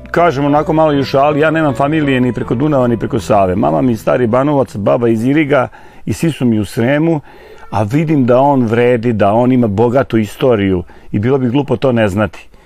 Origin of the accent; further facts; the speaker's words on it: Čortanovci, Vojvodina, Serbia; also born or lived in Inđija; sam rođen u Čortanovcima, a Čortanovci su ipak deo nacionalnog parka Fruška Gora